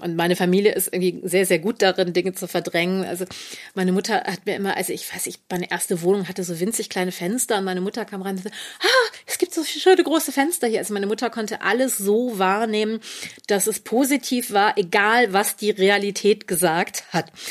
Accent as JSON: {"language": "German", "town": "Düsseldorf", "region": "North Rhine-Westphalia", "country": "Germany", "tie": "born or raised there", "said": "in Düsseldorf aufgewachsen. Ich bin im Düsseldorfer Stadtteil Oberbilk aufgewachsen"}